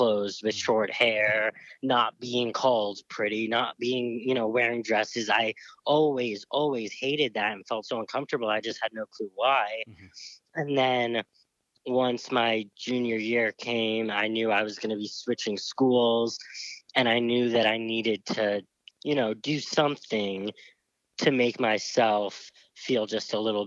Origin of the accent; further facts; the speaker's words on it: the North, United States; I was raised in the North